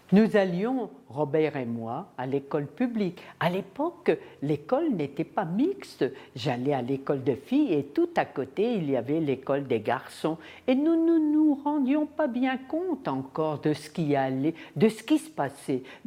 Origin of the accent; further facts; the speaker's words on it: Croix, Hauts-de-France, France; also born or lived in Roubaix; Je suis née à Croix, ici dans le Nord, le 15 septembre 1932. Et avant-guerre, nous habitions tous Roubaix